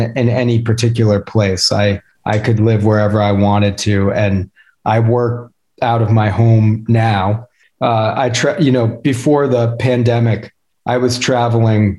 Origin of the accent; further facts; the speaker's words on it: Vermont, United States; moved away as an adult; also born or lived in Boston, Massachusetts / Santa Fe, New Mexico / New York City; now in Jackson, United States; I grew up in Vermont and lived there until I was, in college